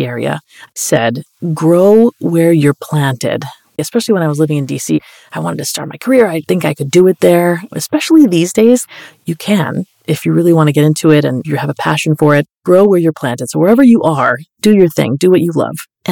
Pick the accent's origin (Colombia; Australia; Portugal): Colombia; moved away; I'm Colombian. I was born in Colombia, so I'm like Colombian